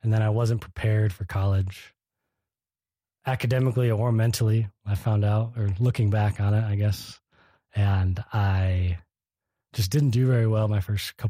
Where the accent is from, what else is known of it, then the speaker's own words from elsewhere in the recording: Kalamazoo, Michigan, United States; Well, I'm from Michigan originally. I grew up in southwest Michigan, a town called Kalamazoo.